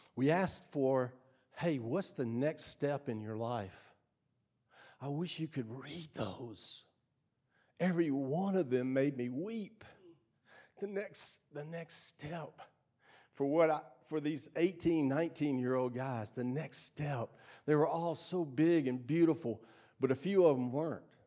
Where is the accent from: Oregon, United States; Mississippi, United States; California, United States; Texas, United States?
Mississippi, United States; Starkville; I grew up right here in Starkville, in Starkville High School